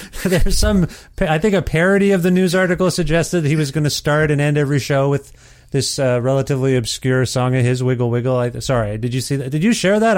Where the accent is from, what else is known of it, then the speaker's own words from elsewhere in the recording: Ontario, Canada; moved away; also born or lived in Guelph, Ontario; I'm from Ontario originally, and I lived in Guelph, Ontario